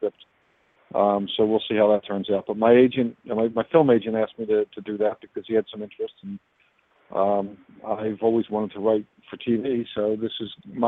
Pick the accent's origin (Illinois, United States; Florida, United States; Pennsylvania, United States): Pennsylvania, United States; moved away as an adult; now in California, United States; Pennsylvania's my home state